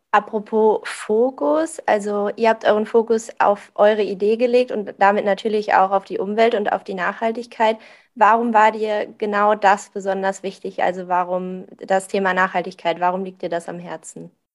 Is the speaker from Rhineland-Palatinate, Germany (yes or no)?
yes; Vulkaneifel, Rhineland-Palatinate, Germany; ich komme auch so aus der Ecke Vulkaneifel